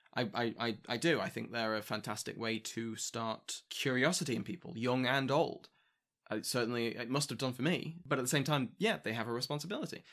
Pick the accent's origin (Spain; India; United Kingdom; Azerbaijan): United Kingdom; I'm British